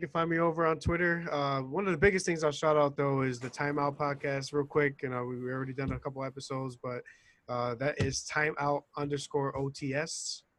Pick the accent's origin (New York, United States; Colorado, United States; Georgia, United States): New York, United States; New York City; I'm born and raised in New York City.